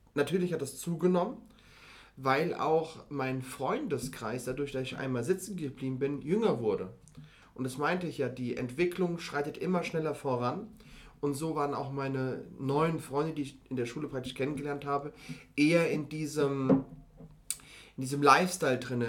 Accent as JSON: {"language": "German", "town": "Mainz", "region": "Rhineland-Palatinate", "country": "Germany", "tie": "born or raised there", "moved": "yes", "lives_now": "Frankfurt, Germany", "said": "Ich bin aufgewachsen in einem Viertel von Mainz"}